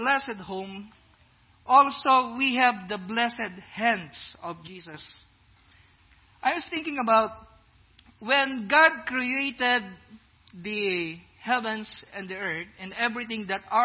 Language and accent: English; Philippines; now in Iowa, United States; I'm black, I'm brown, I'm a Filipino